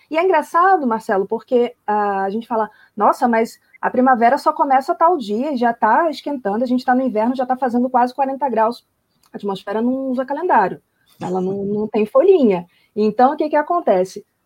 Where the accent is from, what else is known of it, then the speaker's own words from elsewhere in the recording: Rio de Janeiro, Brazil; moved away; fiz curso técnico de meteorologia no ensino médio, lá no Rio de Janeiro. Tem a, o Cefet, né, que é o Centro Federal de Educação Tecnológica, o Rio, de onde eu venho